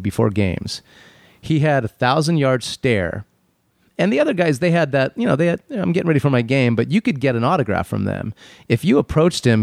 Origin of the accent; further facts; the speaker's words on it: Phoenix, Arizona, United States; moved away; When I was a kid, I grew up in Phoenix